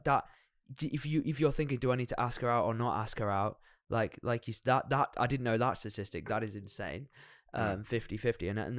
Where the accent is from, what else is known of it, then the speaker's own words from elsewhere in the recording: England, United Kingdom; And we're very English in the fact that we say sorry for everything, so we're constantly doubting ourselves.